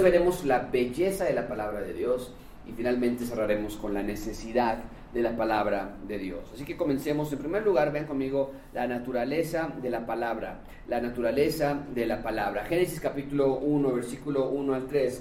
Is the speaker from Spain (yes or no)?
no; Mexico; los mexicanos leemos 3.4 libros al año